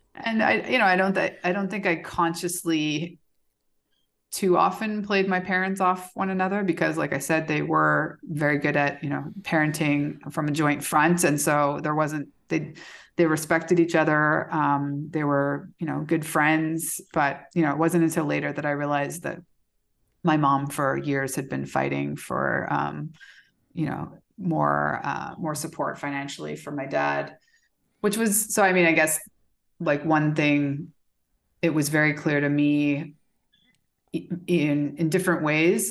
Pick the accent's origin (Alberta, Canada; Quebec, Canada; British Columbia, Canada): Alberta, Canada; Calgary; moved away as an adult; also born or lived in Belgium / Minneapolis / Houston; now in Mexico; I was born in Canada. So I spent, what, the first seventeen, eighteen years of my life, I lived in Calgary, Alberta.